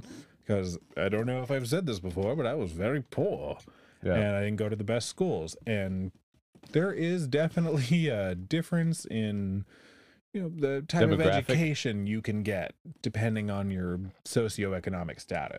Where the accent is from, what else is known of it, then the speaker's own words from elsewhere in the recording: Southern California, United States; moved away; I grew up in California.